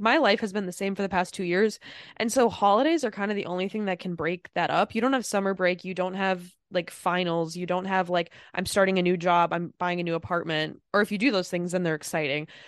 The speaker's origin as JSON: {"language": "English", "region": "Midwest", "country": "United States", "said": "I'm from the Midwest."}